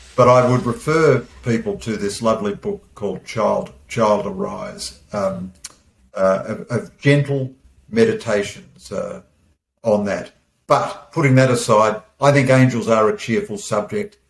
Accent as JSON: {"language": "English", "country": "Australia", "said": "as an Aussie bloke"}